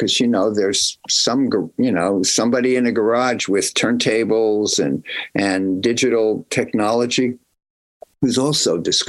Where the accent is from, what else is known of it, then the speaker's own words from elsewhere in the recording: Northeast, United States; But there weren't really no rockabilly bands growing up in the Northeast.